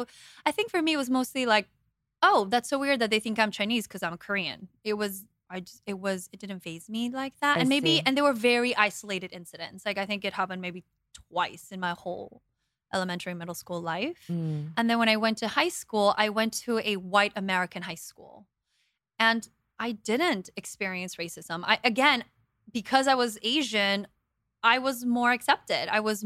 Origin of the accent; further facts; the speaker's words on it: Guatemala; I mean, we grew up in Guatemala. My family and I moved to Guatemala in 91.